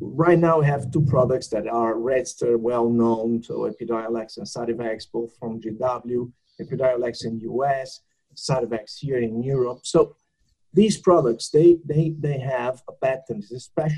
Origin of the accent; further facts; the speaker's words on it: Canada; I'm from Canada